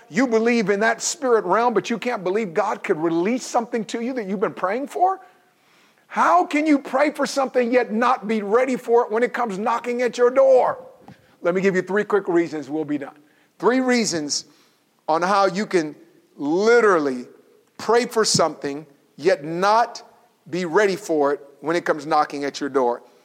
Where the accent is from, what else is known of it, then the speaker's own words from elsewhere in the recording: Oakland, California, United States; I grew up in Oakland.